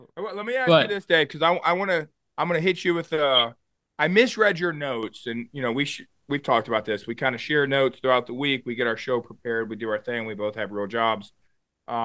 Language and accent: English; Arkansas, United States